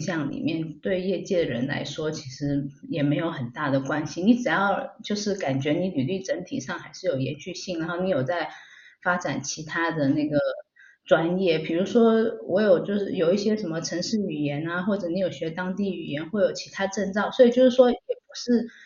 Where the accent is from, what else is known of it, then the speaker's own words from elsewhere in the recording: Taiwan; moved away as an adult; also born or lived in Finland / Denmark; now in Switzerland; 我回台湾把那个大学学业完成之后，我后来又申请回去芬兰同一个地方读硕士